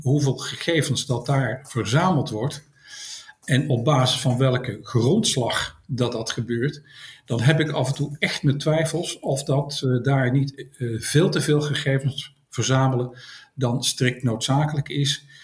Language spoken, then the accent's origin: Dutch; Tilburg, North Brabant, Netherlands; now in Schoorl, Netherlands; ik kom van oorsprong uit Tilburg, maar ik woon op dit moment woon ik in Schorl aan de kust.